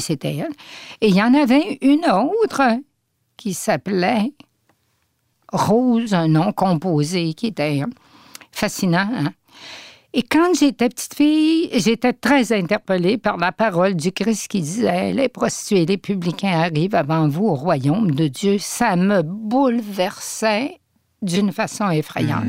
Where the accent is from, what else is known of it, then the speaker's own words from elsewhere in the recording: Saguenay, Quebec, Canada; Je suis originaire du Saguenay